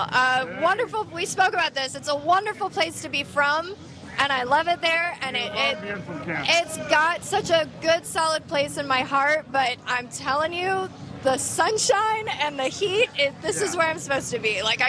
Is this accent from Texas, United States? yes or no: no; Kansas, United States; now in Key West, United States; I'm originally from Kansas, but I'm back in Key West, baby.